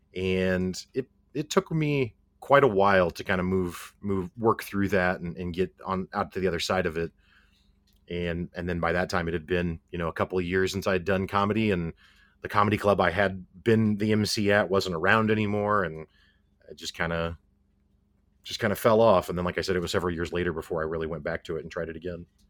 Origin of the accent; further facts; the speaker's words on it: Springfield, Missouri, United States; I'm from Springfield, Missouri.